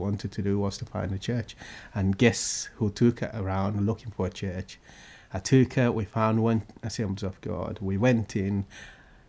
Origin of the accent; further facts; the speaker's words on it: Guinea-Bissau; now in Great Yarmouth, United Kingdom; I come from Guinea-Bissau, in West Africa